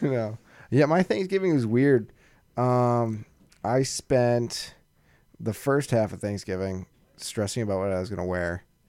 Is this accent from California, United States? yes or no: no; Massachusetts, United States; we're from Massachusetts, and we live about probably forty-five minutes to an hour away from Boston